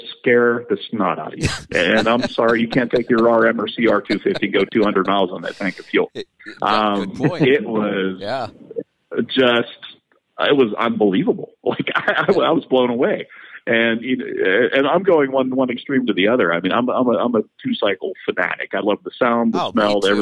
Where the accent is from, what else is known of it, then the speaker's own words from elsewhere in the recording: Pittsburgh, Pennsylvania, United States; I grew up in Pittsburgh.